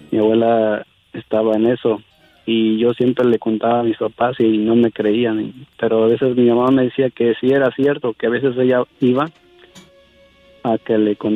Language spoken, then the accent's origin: Spanish; Tlaxcala, Mexico; now in New Jersey, United States; De Tlaxcala.